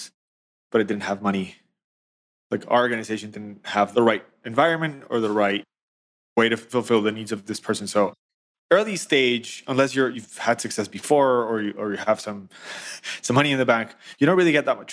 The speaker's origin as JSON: {"language": "English", "country": "Colombia", "tie": "born or raised there", "moved": "yes", "lives_now": "New York, United States", "said": "I was born in Colombia. I live in New York"}